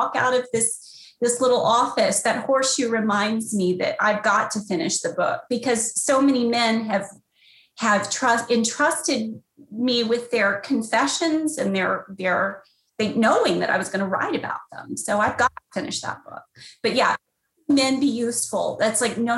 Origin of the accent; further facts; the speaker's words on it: Texas, United States; I grew up in Methodist parsonages across Texas as my dad was a Methodist minister